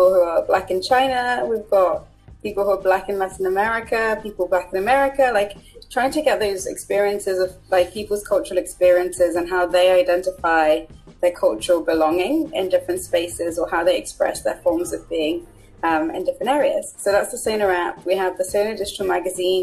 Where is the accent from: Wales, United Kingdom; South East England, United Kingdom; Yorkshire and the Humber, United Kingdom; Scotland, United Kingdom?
South East England, United Kingdom; Buckinghamshire; also born or lived in Zimbabwe / London; I was born in Zimbabwe, came to the UK when I was about 6, 7, and grown up in Buckinghamshire